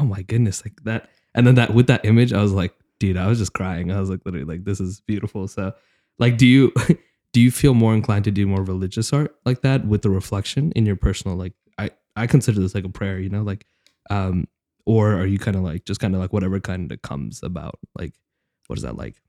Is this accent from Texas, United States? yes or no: yes; Dallas, Texas, United States; I'm from Dallas, Texas